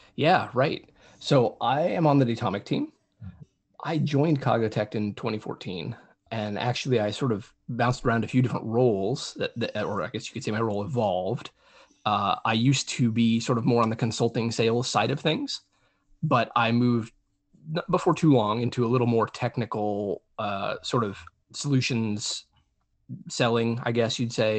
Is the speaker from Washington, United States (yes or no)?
no; New Mexico, United States; I grew up in New Mexico, which is a pretty rural state